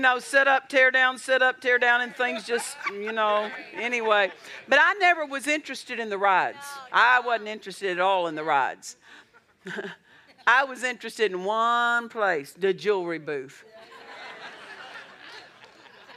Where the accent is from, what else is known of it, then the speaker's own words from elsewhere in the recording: Altus, Oklahoma, United States; also born or lived in Olustee, Oklahoma; I was raised in Southwest Oklahoma, Altus, Oklahoma